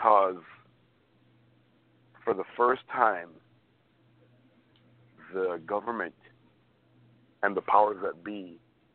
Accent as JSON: {"language": "English", "country": "United States", "said": "as an American"}